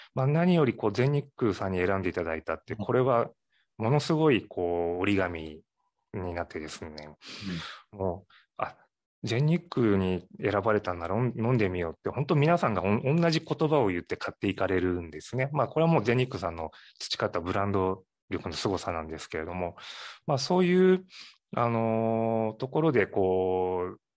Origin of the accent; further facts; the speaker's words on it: Matsuyama, Ehime, Japan; also born or lived in Tokyo; now in Imabari, Japan; 松山、隣の松山市の方で生まれ育ちまして